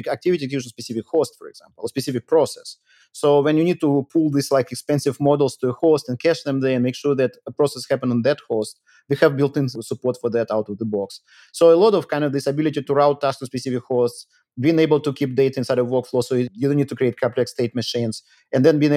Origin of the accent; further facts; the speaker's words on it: Moscow, Russia; also born or lived in Rio de Janeiro, Brazil; now in United States; I'm Russian actually, and I grew up in Moscow, but I left in 95